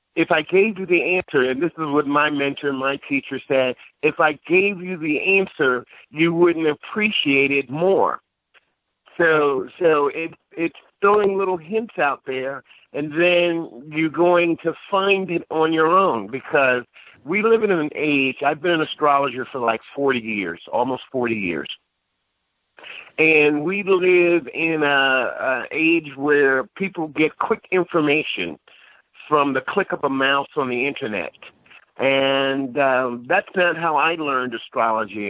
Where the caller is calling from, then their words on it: Akron, Ohio, United States; I'm calling from um, Akron, Ohio, currently